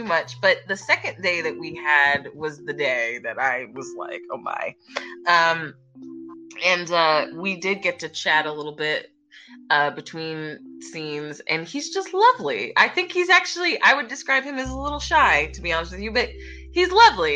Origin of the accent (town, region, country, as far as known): Philadelphia, Pennsylvania, United States; born or raised there